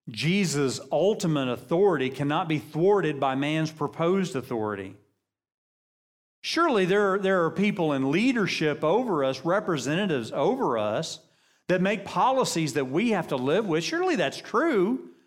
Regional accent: United States; I love being American.

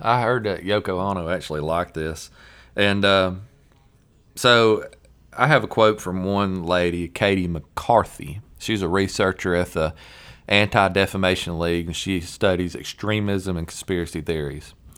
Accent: American South, United States; accent: Southern; our Southern accent

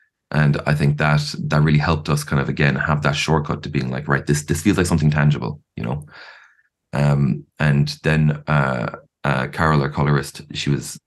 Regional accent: Ireland; I'm an Irish person

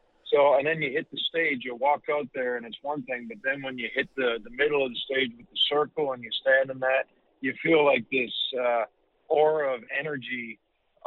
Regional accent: Canada; the beautiful country of Canada, my home country

